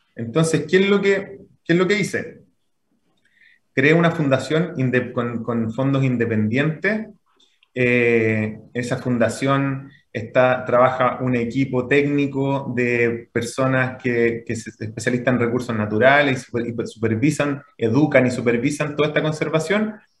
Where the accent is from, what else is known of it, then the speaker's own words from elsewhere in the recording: Santiago, Santiago Metropolitan Region, Chile; also born or lived in Puente Alto; nacido y criado en Santiago